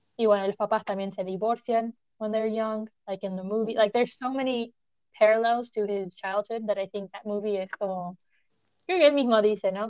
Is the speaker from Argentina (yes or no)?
yes; Argentina; somos de Argentina